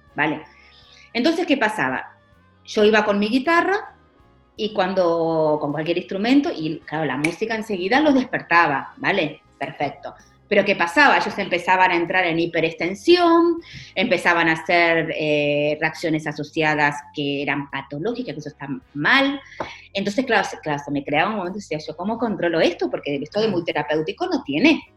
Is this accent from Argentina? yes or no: yes; Argentina; also born or lived in Portugal / Ayamonte, Spain; now in Seville, Spain; yo soy, eh, al ser argentina